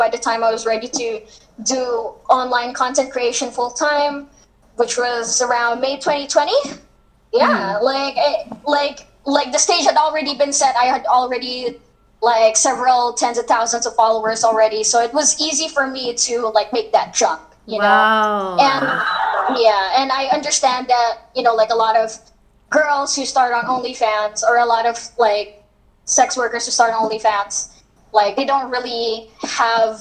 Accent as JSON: {"language": "English", "country": "Philippines", "said": "as a Filipino, you know that like here in the Philippines it's quite conservative"}